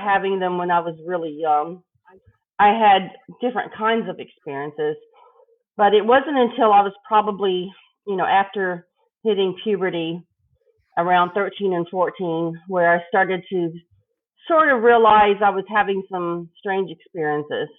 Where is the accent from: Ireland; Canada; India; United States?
United States; El Paso, Texas; I grew up in Texas on the border of Mexico in El Paso.